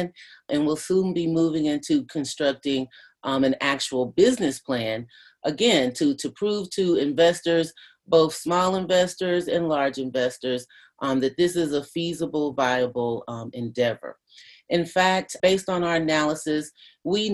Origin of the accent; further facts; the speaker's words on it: Louisville, Kentucky, United States; I grew up with in West Louisville